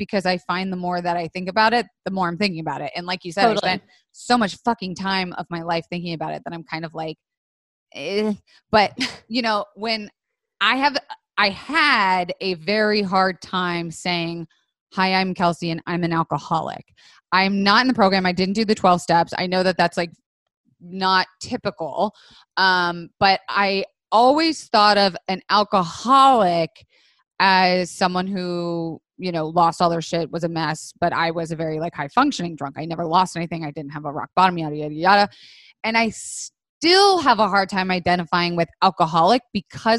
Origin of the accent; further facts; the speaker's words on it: the South, United States; I grew up in the South, so it was like you were drinking at a very young age